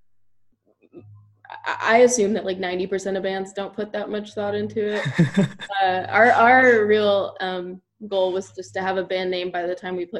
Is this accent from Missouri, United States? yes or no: no; Elizabeth, New Jersey, United States; Mike and I grew up together in Elizabeth, New Jersey